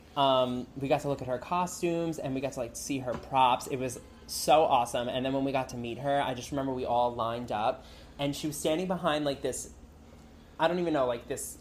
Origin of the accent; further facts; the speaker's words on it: New Jersey, United States; moved away as an adult; now in Los Angeles, United States; I'm from New Jersey. I actually just moved to Los Angeles three weeks ago.